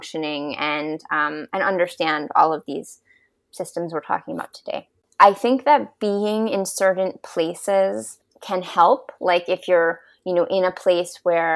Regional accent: New York, United States; moved away; growing up in New York, in a family with a lot of corporate executives

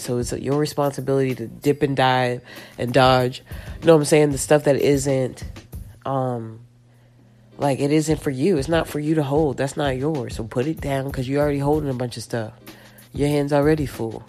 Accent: Dime Box, Round Rock, Texas, United States; growing up in dime box

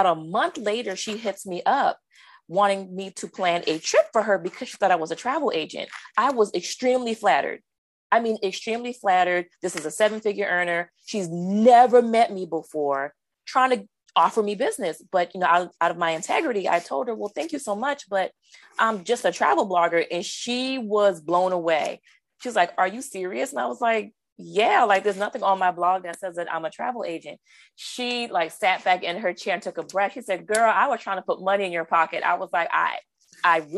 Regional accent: Charleston, South Carolina, United States; moved away as an adult; now in Baltimore County, United States; I'm originally from Charleston, South Carolina. I relocated to the Baltimore County area for work.

